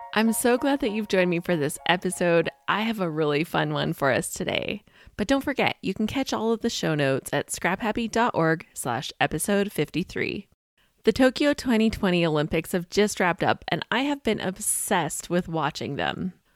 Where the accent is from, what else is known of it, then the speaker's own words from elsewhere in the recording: Canada; I'm a Canadian